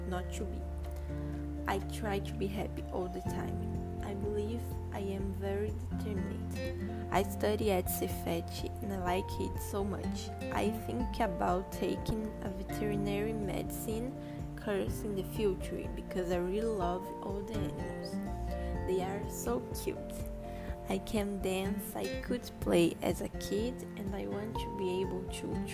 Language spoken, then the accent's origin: English; Coronel Fabriciano, Minas Gerais, Brazil; 17 years old. I was born and live in Coronel Fabriciano. I live in my house with my mom, my father, and my only sister.